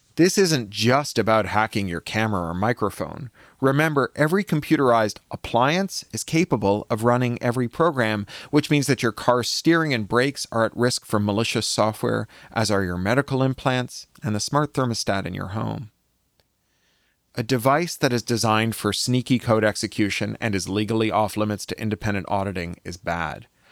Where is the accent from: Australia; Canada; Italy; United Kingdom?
Canada; now in Los Angeles, United States; I was born in Canada